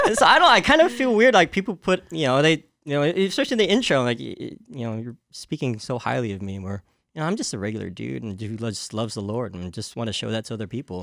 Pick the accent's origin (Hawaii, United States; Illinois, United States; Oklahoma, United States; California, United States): California, United States; Santa Clara; I was born and raised in Santa Clara